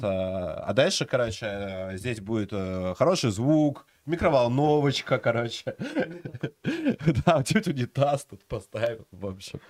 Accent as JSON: {"language": "Russian", "town": "Klintsy", "region": "Bryansk Oblast", "country": "Russia", "said": "я из Клинцов"}